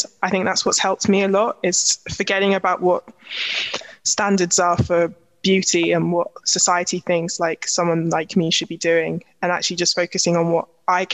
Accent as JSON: {"language": "English", "region": "London", "country": "United Kingdom", "accent": "Cockney", "said": "I'm from East London, but I'm not going to come in with my Cockney slang"}